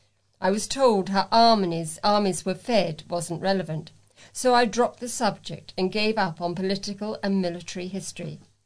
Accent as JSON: {"language": "English", "country": "United Kingdom", "said": "Being British, which is just an excuse to sort people into us and them"}